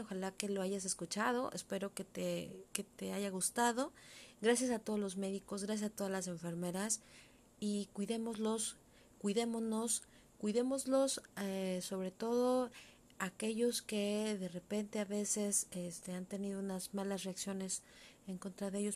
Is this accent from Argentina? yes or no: no; Mexico; lo que nos constituiría nosotros eh, como mexicanos